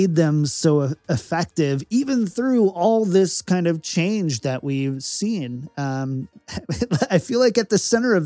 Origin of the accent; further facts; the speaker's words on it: Minnesota, United States; I'm from Minnesota